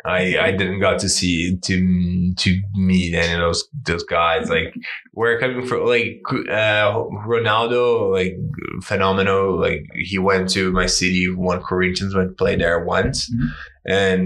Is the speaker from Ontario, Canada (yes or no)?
no; Coquitlam, British Columbia, Canada; man, I come from Coquitlam, so I get the highway every day